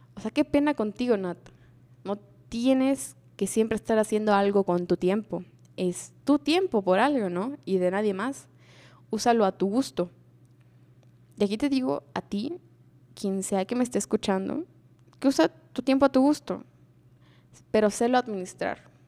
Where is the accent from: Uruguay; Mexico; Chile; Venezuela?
Mexico; Como cultura mexicana